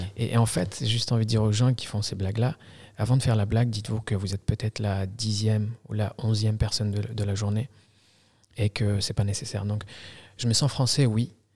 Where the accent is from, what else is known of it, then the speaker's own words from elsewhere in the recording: Algeria; now in France; je suis né en Algérie. Okay. Je suis arrivé en France en 2000 en tant que réfugié politique